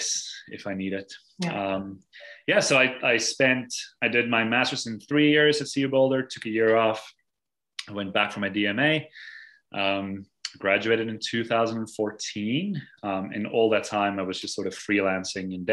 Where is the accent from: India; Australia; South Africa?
South Africa; moved away as an adult; now in Massachusetts, United States; growing up in South Africa